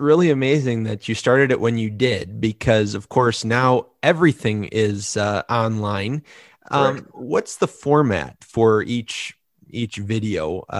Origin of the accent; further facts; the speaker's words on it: United States; Well, I'm an American through and through, because unfortunately I only speak 1